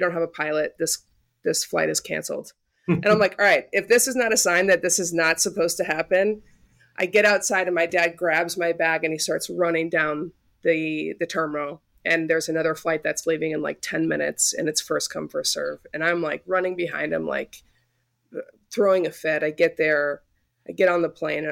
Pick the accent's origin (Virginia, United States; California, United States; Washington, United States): California, United States; Southern; moved away as an adult; now in Iowa, United States; I grew up out in California, Southern California, played soccer